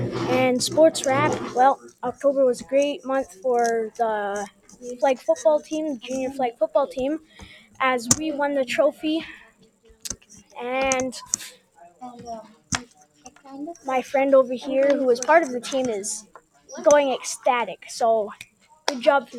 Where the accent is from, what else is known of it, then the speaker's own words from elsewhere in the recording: Canada; as Canadian citizens